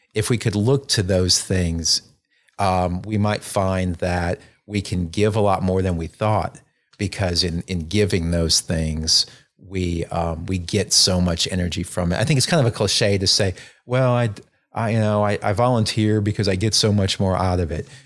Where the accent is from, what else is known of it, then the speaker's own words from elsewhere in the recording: North Alabama, United States; moved away as an adult; also born or lived in North Carolina; I grew up in North Alabama